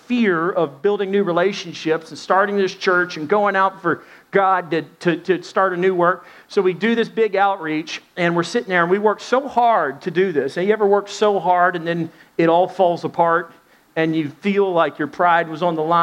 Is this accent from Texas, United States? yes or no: yes; Dallas, Texas, United States; moved away; also born or lived in Arkansas; We're from Dallas, kind of Southwest.